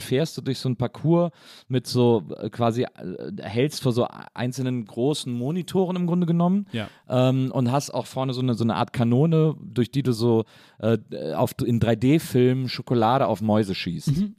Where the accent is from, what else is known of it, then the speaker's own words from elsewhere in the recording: Wesseling, North Rhine-Westphalia, Germany; ich komme ja aus Wesseling und das ist ja, weiß ich nicht, eine halbe Stunde vom Phantasialand entfernt